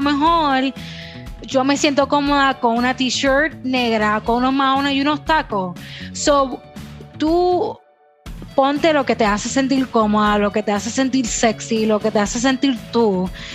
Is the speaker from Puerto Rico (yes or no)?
yes; Puerto Rico; first language Spanish; Yo soy bien boricua